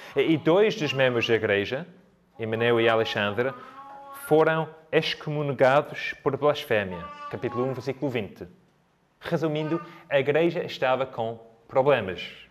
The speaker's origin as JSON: {"language": "Portuguese", "country": "United Kingdom", "moved": "yes", "lives_now": "Coimbra, Portugal", "said": "sou britânico"}